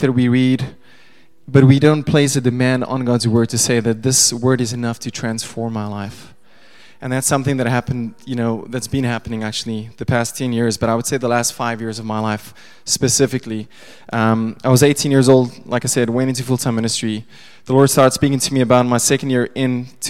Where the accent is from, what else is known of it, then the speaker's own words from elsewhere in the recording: Pretoria, Gauteng, South Africa; first language Afrikaans; English is a second language; I was born in Pretoria, grew up Afrikaans